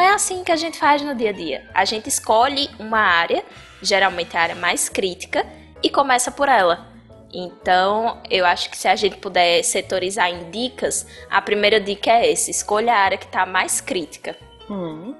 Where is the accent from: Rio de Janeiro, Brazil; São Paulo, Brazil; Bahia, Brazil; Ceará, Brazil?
Bahia, Brazil; Eu sou baiana